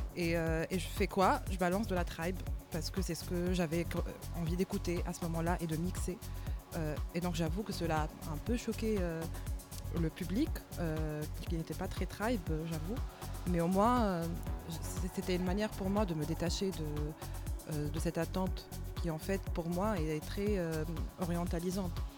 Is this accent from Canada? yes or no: no; Tunisia; moved away as an adult; also born or lived in Marseille, France; now in Paris, France; je suis tunisienne, installée à, Paris depuis 4 ans. J'ai commencé à mixer depuis 2016, quand j'étais encore en Tunisie.